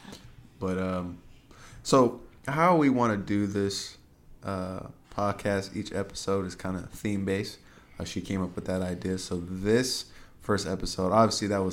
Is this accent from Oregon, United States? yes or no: no; Colorado, United States; moved away as an adult; that's where I grew up. That's not from there. I mean, I wasn't born there, but I'm from there.